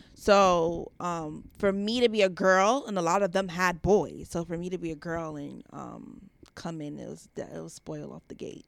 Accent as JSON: {"language": "English", "area": "Long Island", "region": "New York", "country": "United States", "tie": "born or raised there", "said": "I'm from New York. So, I was born in Long Island"}